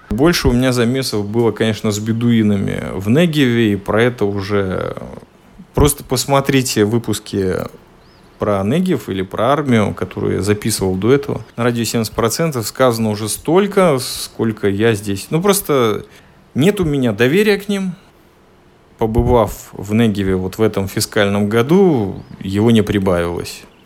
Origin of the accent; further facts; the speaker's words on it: Latvia; я родом из Латвии. Когда я, родившийся и выживший там 16-17 лет